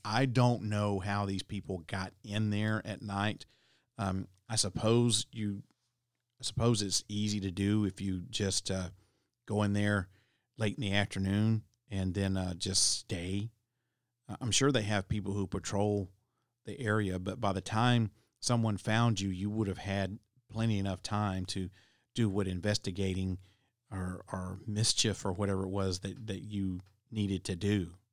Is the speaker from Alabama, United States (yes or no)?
yes; Alabama, United States; now in Tennessee, United States; my home state's Alabama